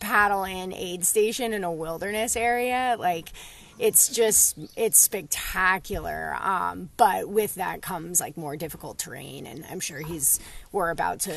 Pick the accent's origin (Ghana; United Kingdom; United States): United States; just outside Denver, Colorado; also born or lived in Boulder, Colorado; I'm from Colorado. I live in Boulder, Colorado.